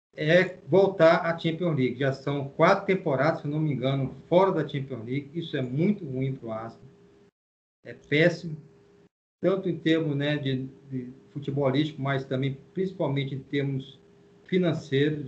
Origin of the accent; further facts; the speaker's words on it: São Luís, Maranhão, Brazil; eu nasci em São Luís, né? Eu sou maranhense. Nasci em São Luís. E comecei a torcer lá assistindo os jogos no estádio